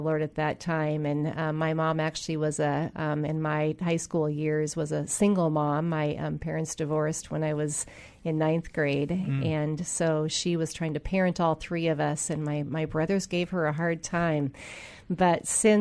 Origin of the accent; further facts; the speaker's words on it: Edmonds, Washington, United States; I grew up in Edmonds, Washington.